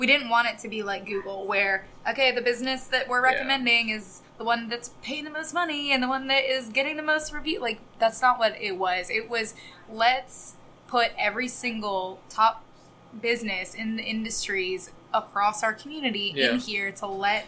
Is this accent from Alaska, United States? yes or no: no; Raleigh, North Carolina, United States; also born or lived in Wilmington, North Carolina; now in Emerald Isle, United States; I grew up in Raleigh, but I went to UNC Wilmington